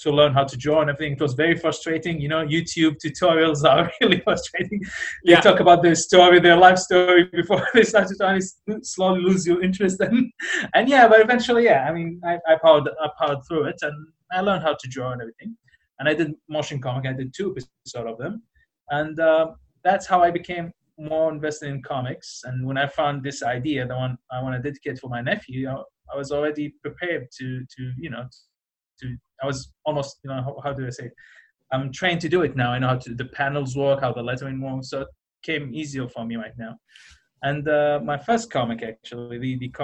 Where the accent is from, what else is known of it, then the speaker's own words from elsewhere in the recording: Iraq; moved away; I'm originally from Iraq